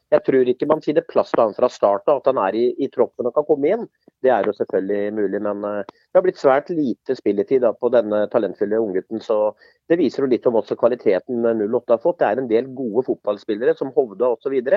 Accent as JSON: {"language": "Norwegian", "town": "Sarpsborg", "region": "Østfold", "country": "Norway", "said": "Men nå som sarping så mener jeg da at nå må Sarpsborg 08 ta konsekvensen av den matchen her."}